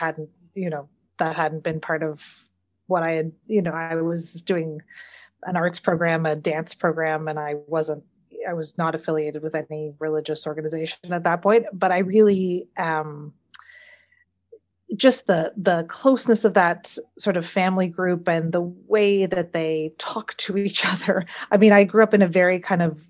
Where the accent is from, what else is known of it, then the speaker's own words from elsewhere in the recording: Sudbury, Ontario, Canada; I grew up here, where there are not very many Jews